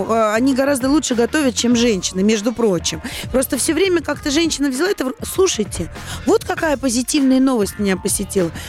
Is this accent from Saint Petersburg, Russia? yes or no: yes; Saint Petersburg, Russia; now in Moscow, Russia; И, кстати, я не москвичка, я переехала из Санкт-Петербурга